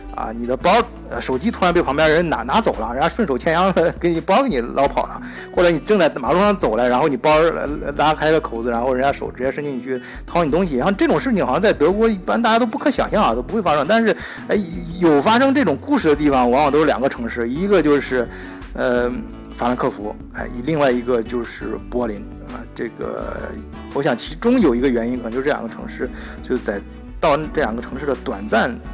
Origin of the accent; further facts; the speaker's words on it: China; 像我们中国人都知道的